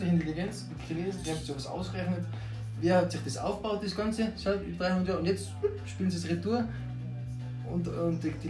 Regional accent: Austria; mehr als Österreicher, wenn wir stolz

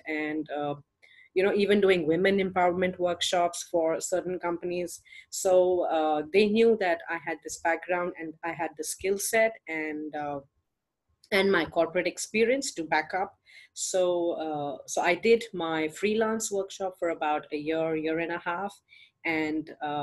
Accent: India; I'm from India, and I'm a single mom, and I live here with my parents

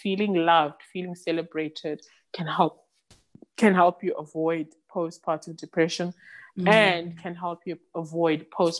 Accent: South Africa; first language Xhosa; English is a second language; the term I use is, I can only think of it in isiXhosa, which is my mother tongue.

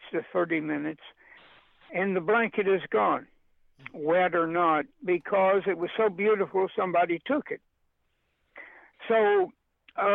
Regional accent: Pauls Valley, Oklahoma, United States; moved away; also born or lived in New York; I was born in Paul's Alley, Oklahoma

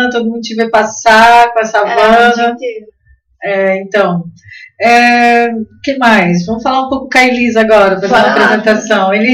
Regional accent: Blumenau, Santa Catarina, Brazil; Ah, somos de Blumenau, né?

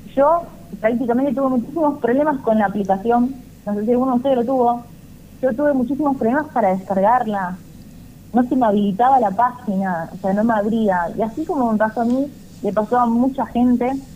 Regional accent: Argentina; somos los argentinos

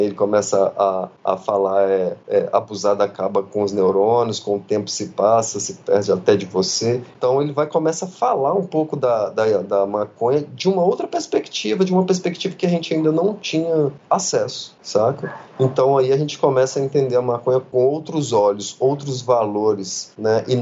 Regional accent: Minas Gerais, Brazil; Para mim, na minha quebrada lá em Minas Gerais, enquanto eu estava lá.

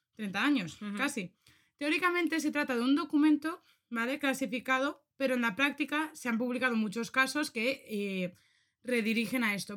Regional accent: Spain; aquí en España, no sé si esto tú lo conoces, pero esto lo escuché yo un montón desde que era pequeña

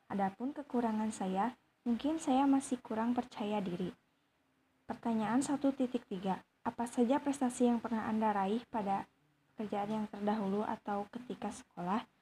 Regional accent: Ciamis, West Java, Indonesia; born there; saya lahir di Ciamis tanggal 4 April tahun 2003.

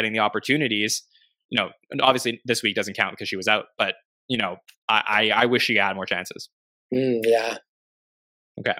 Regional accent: Canada; I'm from Canada

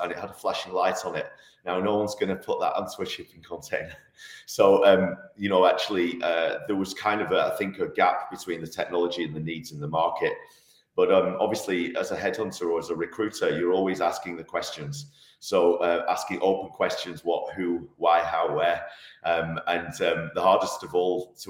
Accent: Manchester, North West England, United Kingdom; moved away as an adult; now in Switzerland; I'm actually from Manchester originally. I moved to Switzerland in 2002

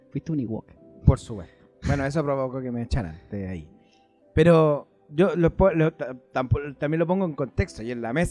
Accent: Argentina; No, porque soy un argentino, me creo boludo.

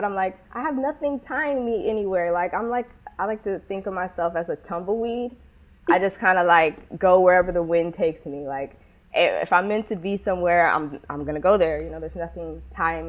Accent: Washington, United States; moved away as an adult; also born or lived in California; now in Chicago, United States; I'm originally from Washington State. I was born and raised in the Evergreen State.

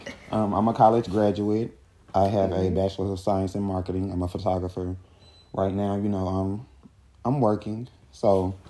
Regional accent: Louisiana, United States; growing up in Louisiana

